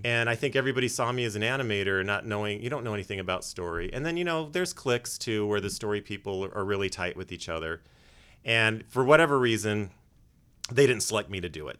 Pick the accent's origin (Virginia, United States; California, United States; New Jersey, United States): California, United States; Los Angeles; I was born and raised in North Hollywood